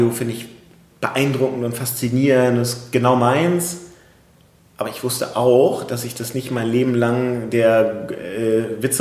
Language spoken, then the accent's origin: German; Hamburg, Germany; Ich komme aus Hamburg